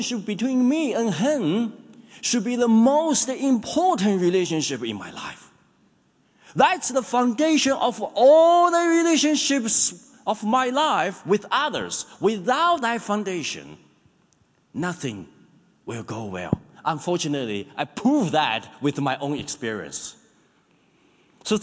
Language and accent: English; China; now in New Zealand; I'm one of the pastors in this church. I grew up in China